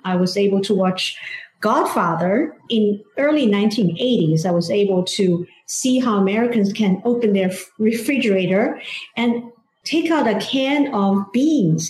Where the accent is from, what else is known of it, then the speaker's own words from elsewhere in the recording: China; English is a second language; moved away as an adult; now in Washington D.C., United States; growing up in China